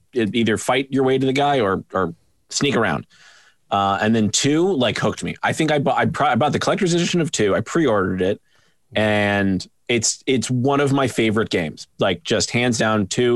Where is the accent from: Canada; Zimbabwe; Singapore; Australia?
Canada; I'm Canadian